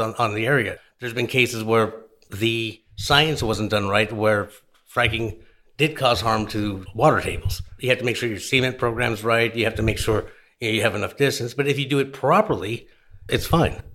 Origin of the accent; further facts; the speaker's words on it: New Orleans, Louisiana, United States; I'm from New Orleans